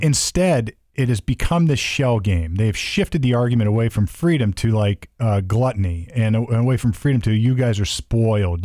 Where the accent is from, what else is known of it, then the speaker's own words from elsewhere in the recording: United States; as an American